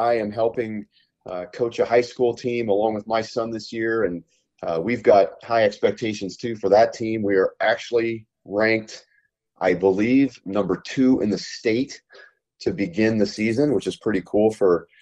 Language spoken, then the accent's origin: English; Kelowna, British Columbia, Canada; moved away; from my hometown in Kelowna, British Columbia, Canada